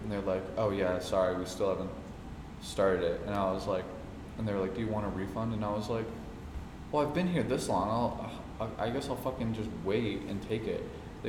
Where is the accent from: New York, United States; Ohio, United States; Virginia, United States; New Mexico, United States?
New Mexico, United States; moved away; I grew up in New Mexico and fucking had New Mexican food.